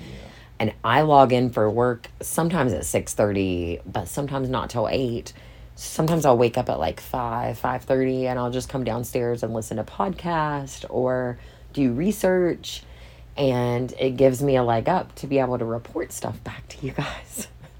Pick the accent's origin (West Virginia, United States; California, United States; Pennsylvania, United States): West Virginia, United States; We're from West Virginia. And now, granted, we have lived all over the place